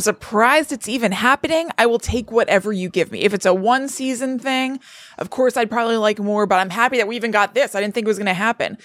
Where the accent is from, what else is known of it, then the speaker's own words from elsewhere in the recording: Connecticut, United States; growing up in Connecticut